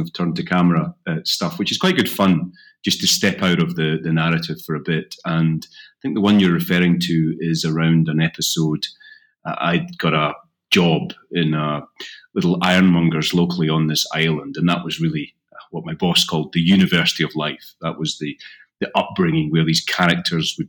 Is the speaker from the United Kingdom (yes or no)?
yes; Isle of Bute, west coast of Scotland, United Kingdom; accent: Scottish; I grew up on the Isle of Bute in the west coast of Scotland